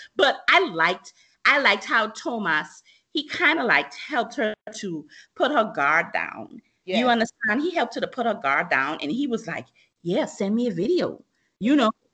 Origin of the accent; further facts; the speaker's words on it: Bahamas; growing up in the Bahamas